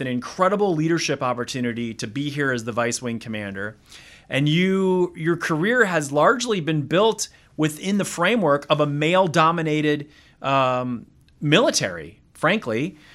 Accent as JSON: {"language": "English", "region": "Wisconsin", "country": "United States", "tie": "born or raised there", "moved": "as an adult", "said": "a kid from Wisconsin"}